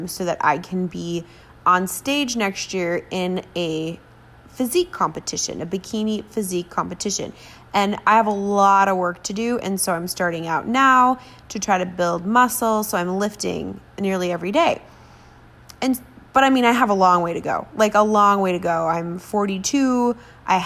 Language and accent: English; Minnesota, United States; I'm Scandinavian, you know, I'm like from Minnesota